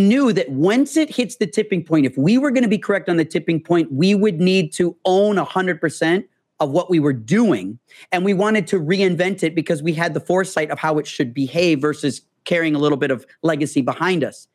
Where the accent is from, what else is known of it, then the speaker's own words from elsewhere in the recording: Illinois, United States; moved away as an adult; now in Los Angeles, United States; I'm from Illinois